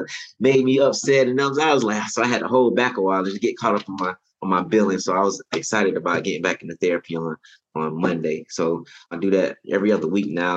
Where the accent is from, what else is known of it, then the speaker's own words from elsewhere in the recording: Daytona Beach, Florida, United States; now in Lafayette, United States; I'm originally from Daytona Beach, Florida